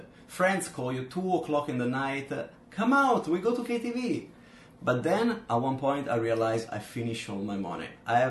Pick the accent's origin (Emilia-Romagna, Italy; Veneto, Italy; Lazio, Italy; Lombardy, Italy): Lombardy, Italy; Milan; moved away as an adult; now in Zhuhai, China; from Milan, Italy.